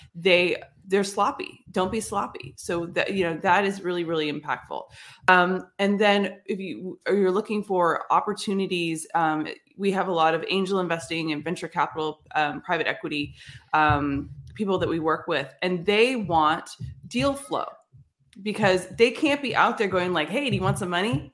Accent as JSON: {"language": "English", "town": "San Jose", "region": "California", "country": "United States", "tie": "born or raised there", "said": "I grew up in San Jose"}